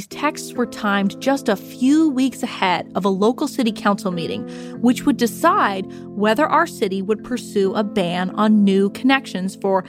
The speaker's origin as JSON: {"language": "English", "region": "California", "country": "United States", "said": "my home state of California"}